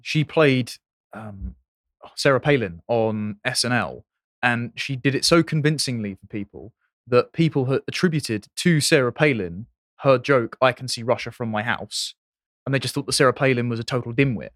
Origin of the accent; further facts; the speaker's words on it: London, United Kingdom; my home city